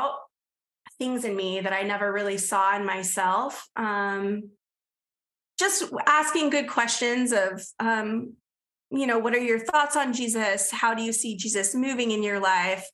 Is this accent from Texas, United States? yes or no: no; San Diego, California, United States; I grew up in Southern California in San Diego